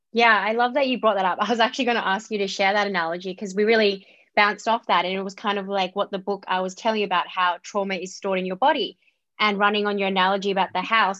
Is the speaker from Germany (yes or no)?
no; Australia; I was born in Australia, but I have a Vietnamese Chinese background